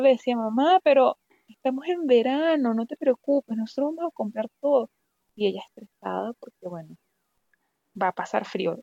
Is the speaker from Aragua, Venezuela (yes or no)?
no; Valera, Trujillo, Venezuela; moved away as an adult; also born or lived in Mérida, Venezuela; now in Russia; yo nací en Valera, soy andina